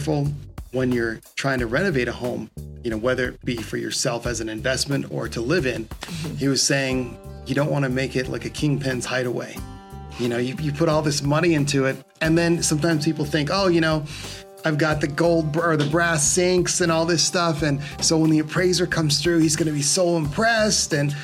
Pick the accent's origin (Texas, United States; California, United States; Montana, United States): California, United States; growing up in California